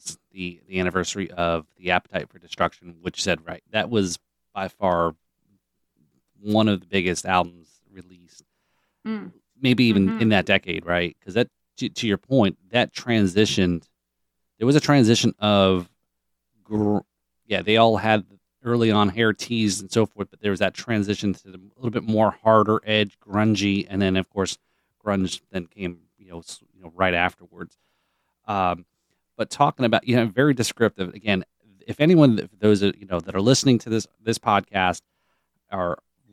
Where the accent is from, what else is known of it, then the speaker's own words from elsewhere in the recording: Sayreville, New Jersey, United States; now in Florida, United States; So I grew up in Sayreville